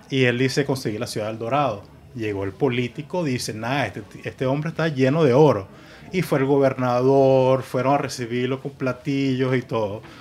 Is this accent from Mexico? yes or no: no; Puerto La Cruz, Anzoátegui, Venezuela; also born or lived in Margarita Island, Venezuela / New York, United States; now in Miami, United States; Nací en Margarita y muy joven nos vamos a Puerto La Cruz.